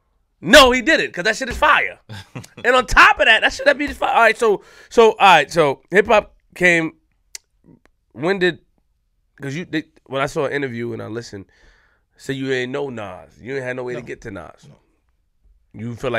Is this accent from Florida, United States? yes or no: no; New York City, New York, United States; I'm from Queens, and I used to hear that shit.